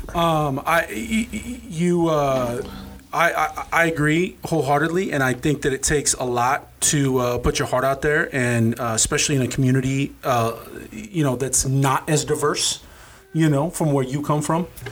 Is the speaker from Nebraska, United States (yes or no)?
yes; Norfolk, Nebraska, United States; also born or lived in Los Angeles; we came from Norfolk in you know I, I, was born in 80, we were born in 80, so we had the 80s and the 90s in a small town.